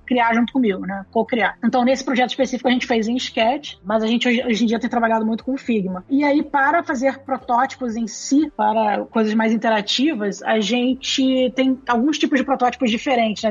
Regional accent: Rio de Janeiro, Brazil; Eu sou carioca, pra começar a conversa. eu sou do Rio. Enfim, eu eu morei a maior parte da minha vida no Rio

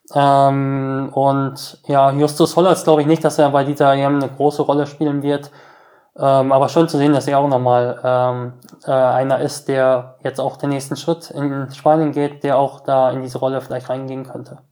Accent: Essen, Lower Saxony, Germany; wir sind in Essen-Oldenburg, quasi in meinem Heimatort, im Ort meiner Eltern

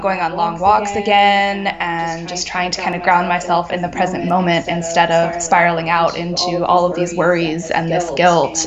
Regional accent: Cincinnati, Ohio, United States; moved away as an adult; now in Pittsburgh, United States; living in Cincinnati, which is my hometown

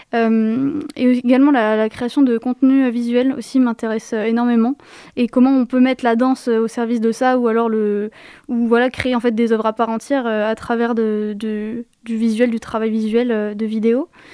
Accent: Yvelines, Paris region, Île-de-France, France; Je viens de région parisienne, dans les Yvelines, plus précisément.

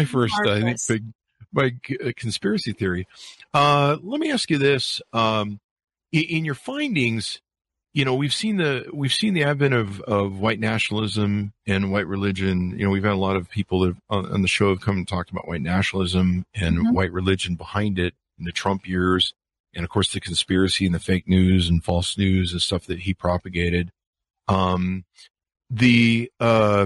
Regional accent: Utah, United States; also born or lived in California; I grew up in Utah in the Mormon cult

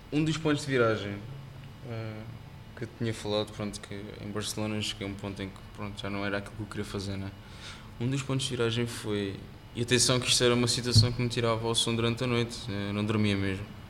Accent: Almada, Setúbal, Portugal; also born or lived in Singapore; cresci em Almada e como já disse no bairro

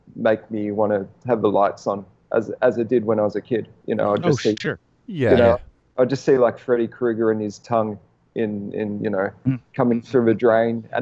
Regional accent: Melbourne, Victoria, Australia; moved away as an adult; now in Los Angeles, United States; We walk everywhere because we're from Melbourne, which is a walking city

